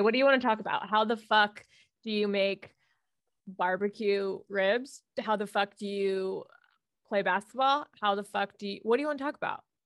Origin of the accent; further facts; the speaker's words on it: Miami, Florida, United States; I'm from Florida